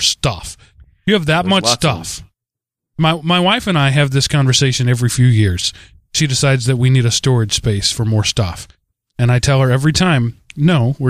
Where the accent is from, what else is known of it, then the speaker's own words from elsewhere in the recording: Texas, United States; I'm a Texan